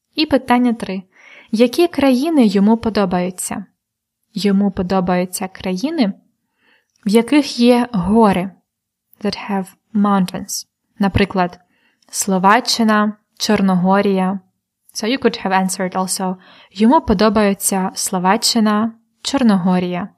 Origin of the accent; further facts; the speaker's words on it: Polonne, Khmelnytskyi Oblast, Ukraine; я народилася у місті Полонне Хмельницької області